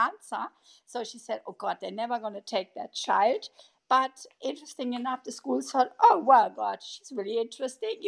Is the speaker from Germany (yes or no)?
yes; Germany; English is a second language; moved away as an adult; also born or lived in Hawaii / England / Congo / Berlin; I was raised in Germany, but then afterwards I lived in Hawaii.